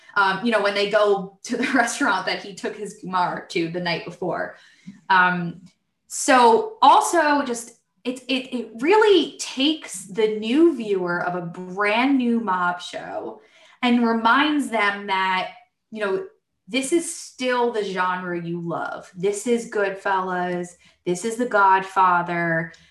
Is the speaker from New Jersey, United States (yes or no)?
yes; Brick, New Jersey, United States; We grew up in Brick, New Jersey, but our parents are from Harrison and Newark, so that explains the accents